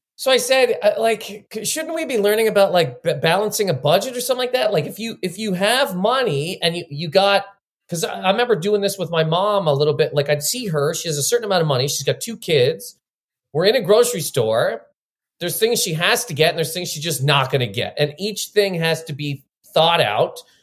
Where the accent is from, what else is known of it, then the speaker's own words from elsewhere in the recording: Halifax, Nova Scotia, Canada; now in New York, United States; so I grew up in Nova Scotia. I'm from Halifax, Nova Scotia